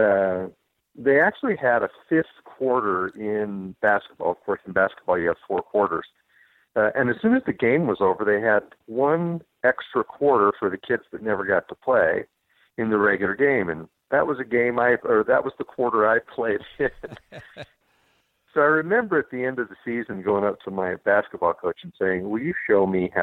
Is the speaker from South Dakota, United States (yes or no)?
no; Boise, Idaho, United States; I was born and raised in Boise, Idaho.